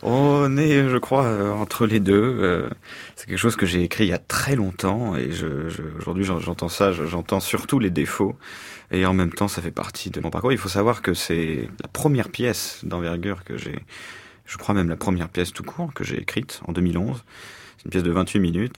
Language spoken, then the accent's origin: French; Paris, Île-de-France, France; also born or lived in New York, United States; je me suis découvert et européen et surtout français et même au-delà de ça euh, parisien